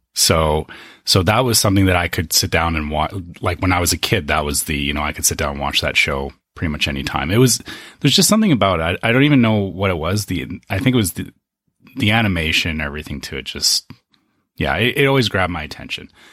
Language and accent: English; Canada; I come from Canada